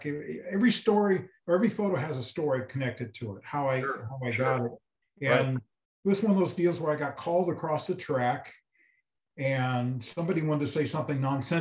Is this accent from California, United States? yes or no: yes; Oakland, California, United States; I'm from Oakland, California, which is about 25 miles from where Fremont Dragster, was